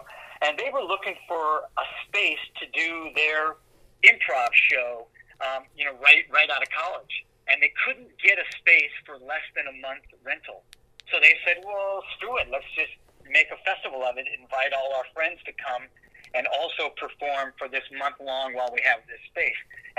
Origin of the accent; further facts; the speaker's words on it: East Lansing, Michigan, United States; I grew up in East Lansing, where Michigan State University is.